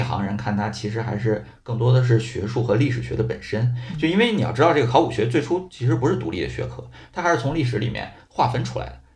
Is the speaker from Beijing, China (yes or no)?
yes; Beijing, China; 我家就是土生土长的北京人，然后只不过一直在北京的郊区